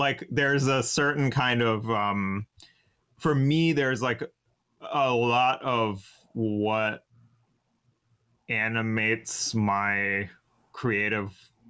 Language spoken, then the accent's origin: English; North Carolina, United States; I'm from North Carolina.